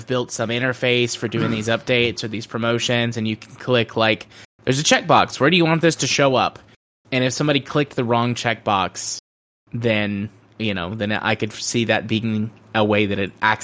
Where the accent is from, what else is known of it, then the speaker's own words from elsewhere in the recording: United States; As an American